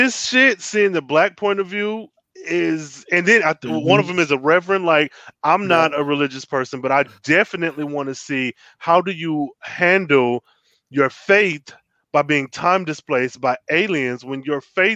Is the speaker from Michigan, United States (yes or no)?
yes; Michigan, United States; I am from Michigan. Detroit was only mm-hmm. 40 minutes from my hometown.